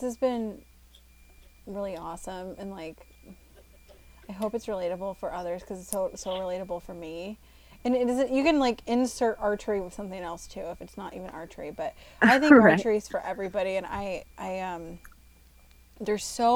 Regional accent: Iowa, United States; growing up in Iowa

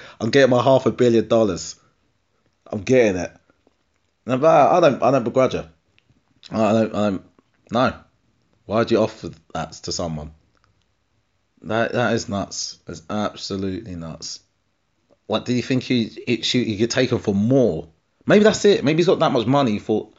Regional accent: East of England, United Kingdom; So a lot of people say to me that I don't really sound like I'm from Essex when I talk. Get a few beers in me, and I do. Get me angry, and I do.

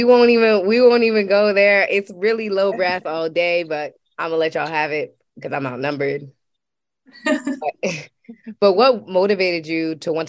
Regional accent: Waldorf, Maryland, United States; I am a graduating senior at Florida A&M University studying journalism, and I'm from Waldorf, Maryland.

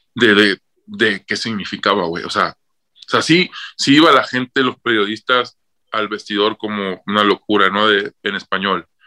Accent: Rosario, Mexico; moved away; Me recibieron con la banda entrando a Rosario.

